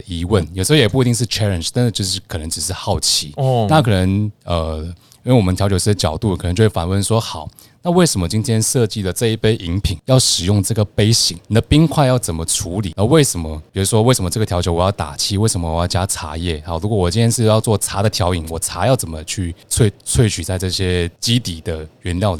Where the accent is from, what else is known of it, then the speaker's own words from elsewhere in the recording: Malaysia; first language Chinese; moved away as an adult; now in Taipei, Taiwan; 我是马来西亚人。